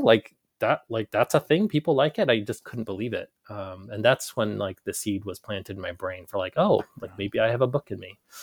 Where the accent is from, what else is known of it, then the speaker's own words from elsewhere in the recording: Carlisle, Pennsylvania, United States; also born or lived in Ho Chi Minh City, Vietnam; now in Portland, Maine, United States; growing up in Carlisle